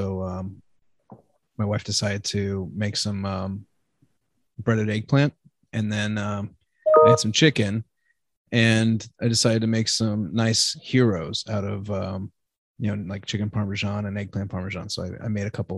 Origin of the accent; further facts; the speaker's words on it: United States; I was born in America